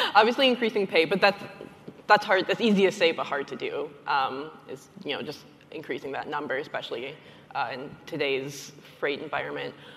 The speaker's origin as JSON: {"language": "English", "region": "Michigan", "country": "United States", "said": "my home state of Michigan"}